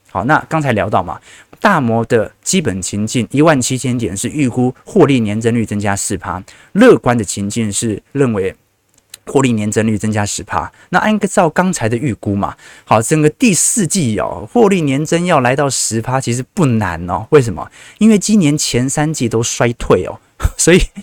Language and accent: Chinese; Taiwan; 我们台湾人